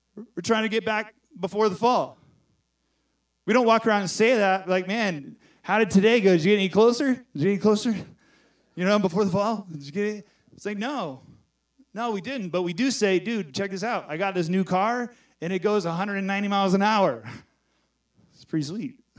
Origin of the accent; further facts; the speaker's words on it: Texas, United States; I'm from Texas